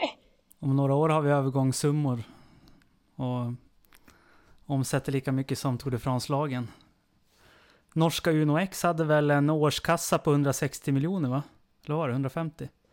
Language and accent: Swedish; Sweden; jag kan ju bara se på mig som svensk